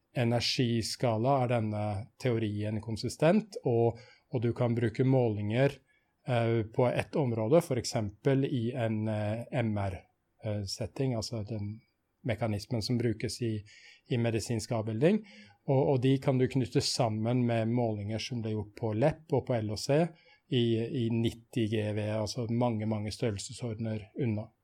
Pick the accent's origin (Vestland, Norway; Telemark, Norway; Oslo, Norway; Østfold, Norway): Østfold, Norway; Sarpsborg; also born or lived in Trondheim; født i Trondheim, men oppvokst i Sarpsborg, mm. og bor i Sarpsborg nå